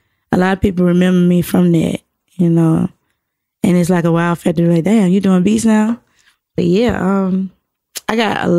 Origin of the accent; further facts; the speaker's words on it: Atlanta, Georgia, United States; I'm from Atlanta too